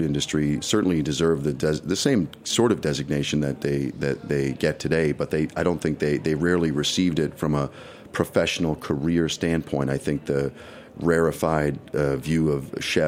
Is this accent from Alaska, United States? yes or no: no; New York City, New York, United States; as a New Yorker and growing up on First Avenue in the 50s